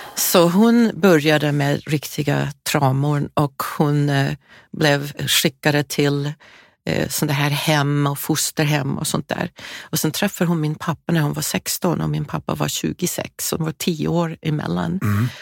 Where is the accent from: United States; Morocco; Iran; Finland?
United States; California; born or raised there; moved away